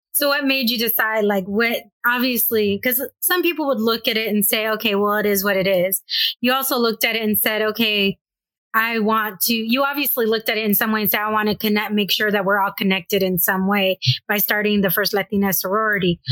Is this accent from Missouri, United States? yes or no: no; Escondido, California, United States; I'm just in North County, is where I grew up in Escondido